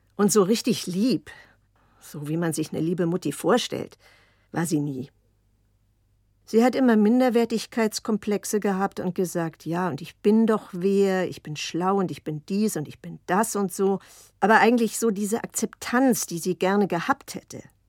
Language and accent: German; Berlin, Germany; also born or lived in Basel, Switzerland; deswegen bin ich ja auch in Basel geboren weil die gesagt hat, nichts wird hier weggemacht, das Kind kommt auf die Welt. Und hinterher, als wir dann nach Berlin zurückkamen